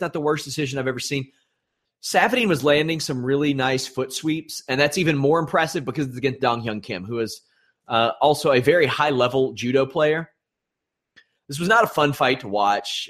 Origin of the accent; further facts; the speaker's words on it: Maysville, United States; moved away; I am going to my hometown of Maysville